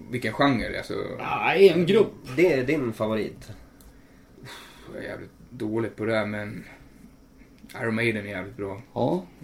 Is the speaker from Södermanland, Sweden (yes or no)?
yes; Nyköping, Södermanland, Sweden; Jag är 21. Var växte du upp? Eh, jag är här från Nyköping, en liten typ för, eller by. Enstaberga ligger en mil utanför Nyköping. Så jag är därifrån. Vart bor du nu? Just nu bor jag ju nära här, Brandholmen faktiskt.